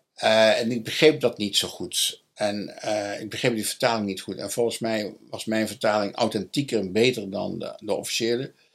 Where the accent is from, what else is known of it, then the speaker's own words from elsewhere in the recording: Dongen, North Brabant, Netherlands; also born or lived in Nijmegen; Ik ben geboren in Dongen als katholiek en gebleven